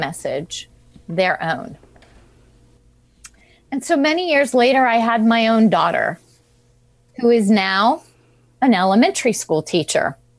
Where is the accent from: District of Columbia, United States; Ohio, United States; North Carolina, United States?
District of Columbia, United States; Washington; I was born in Washington, D.C.